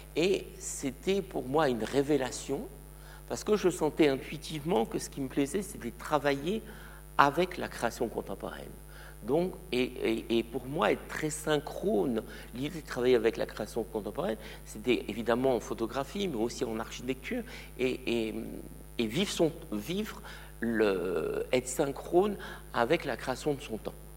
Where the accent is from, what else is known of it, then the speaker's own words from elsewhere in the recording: eastern France, near the border with Luxembourg, Grand Est, France; also born or lived in Morocco; now in Switzerland; ils ont déménagé dans l'est de la France, tout près de la frontière avec le Luxembourg. Je devais avoir deux ans. Donc, j'allais dire que mon enfance, moi, elle est française